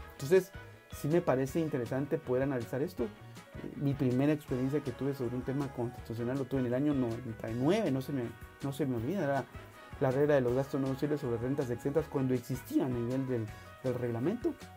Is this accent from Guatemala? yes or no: yes; Guatemala; los guatemaltecos